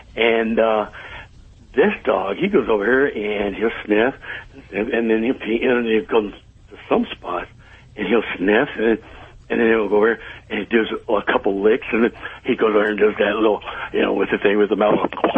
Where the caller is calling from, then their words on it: Cypress, California, United States; I'm calling from Cypress, California.